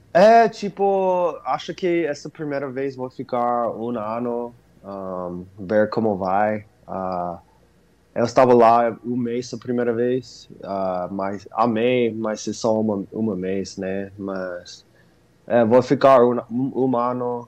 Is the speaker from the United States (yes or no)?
yes; Arizona, United States; Portuguese is a second language; aqui no Arizona tem muitos latinos